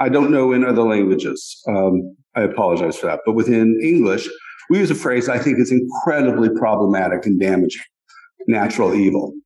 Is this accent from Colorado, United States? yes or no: yes; Colorado Rockies, United States; I grew up in the Colorado Rockies where there were many rattlesnakes